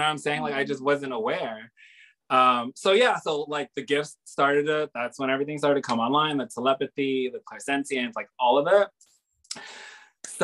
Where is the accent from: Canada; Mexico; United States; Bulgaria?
United States; Hawaii; So I grew up here in Hawaii, mm-hmm. on another island, in Oahu, because my father was in the military.